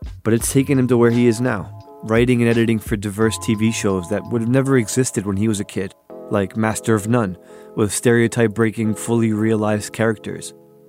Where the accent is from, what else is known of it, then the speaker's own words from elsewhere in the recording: New Jersey, United States; Growing up in New Jersey